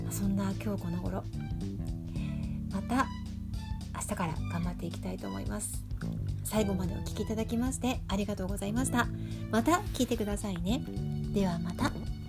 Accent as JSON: {"language": "Japanese", "town": "Shinjuku", "region": "Tokyo", "country": "Japan", "tie": "born or raised there", "also_born_or_lived": "Hokkaido", "moved": "yes", "said": "自分が出身の新宿と北海道"}